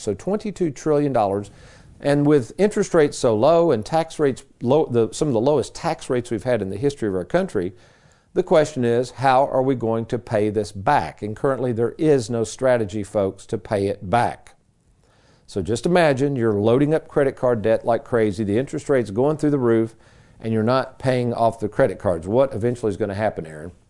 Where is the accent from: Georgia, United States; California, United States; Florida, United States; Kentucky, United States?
Kentucky, United States; Lexington; Growing up in Lexington as a kid, my dad, he would get these strange little gigs.